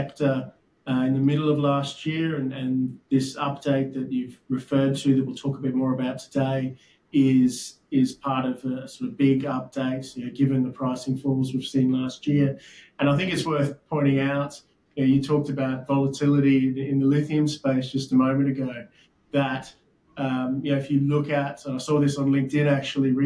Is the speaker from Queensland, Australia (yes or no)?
yes; Brisbane, Queensland, Australia; moved away as an adult; also born or lived in London; I'm originally from Brisbane